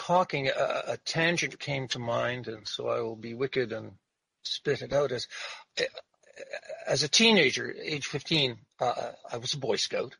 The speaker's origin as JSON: {"language": "English", "town": "Montreal", "region": "Quebec", "country": "Canada", "tie": "born or raised there", "moved": "yes", "lives_now": "Peterborough, Canada", "said": "I grew up in Montreal. There's a small Afro-Canadian community, Black community in Montreal."}